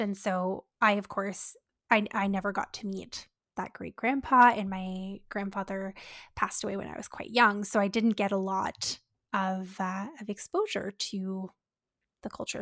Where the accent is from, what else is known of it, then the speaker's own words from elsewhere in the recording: Canada; as Canadians